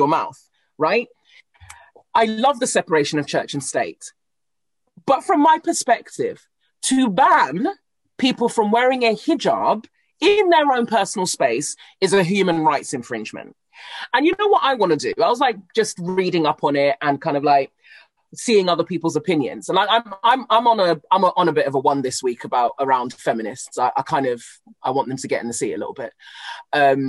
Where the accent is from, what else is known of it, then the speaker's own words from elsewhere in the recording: Cameroon; I come from Cameroon, where colonialism from the French has crippled our country.